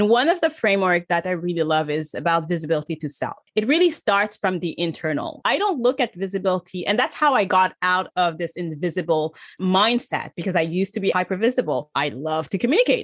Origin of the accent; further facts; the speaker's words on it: Canada; I'm from Canada